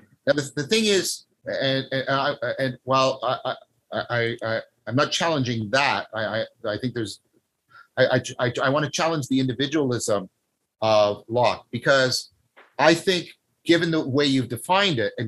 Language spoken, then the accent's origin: English; Canada; I'm a Canadian